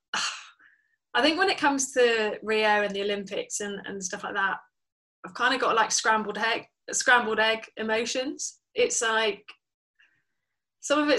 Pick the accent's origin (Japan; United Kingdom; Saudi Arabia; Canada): United Kingdom; Somerset, South West England; now in Gloucester, United Kingdom; I'm a Somerset girl